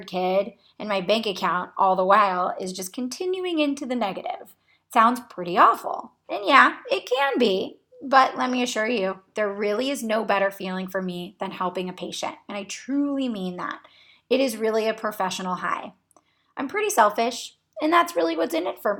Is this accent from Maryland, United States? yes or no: no; Cocoa Beach, Florida, United States; moved away as an adult; now in Akron, United States; I was born and raised in Cocoa Beach, Florida, which is on the Space Coast near NASA and Kennedy Space Center.